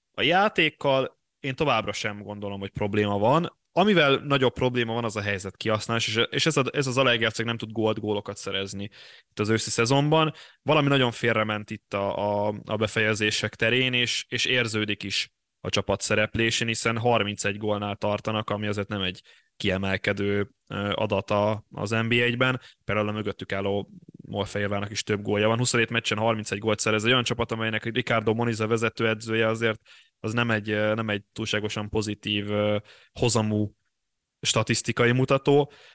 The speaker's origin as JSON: {"language": "Hungarian", "town": "Bugyi", "region": "Pest", "country": "Hungary", "tie": "born or raised there", "said": "szeretett szülőfalunk csapata, a Bugyi"}